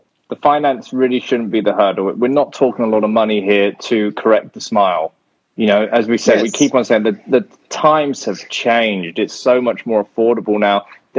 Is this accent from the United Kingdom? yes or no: yes; United Kingdom; I'm British.